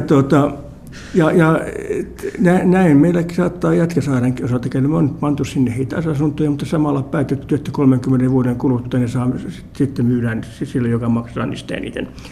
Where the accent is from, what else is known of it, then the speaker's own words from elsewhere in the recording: Helsinki, Uusimaa, Finland; Mä olen asunut lapsuuteni Munkkiniemessä